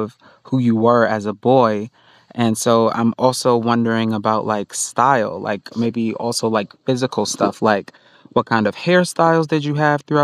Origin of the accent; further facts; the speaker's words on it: New York City, New York, United States; I grew up in Far Rockaway in New York, and I grew up around black people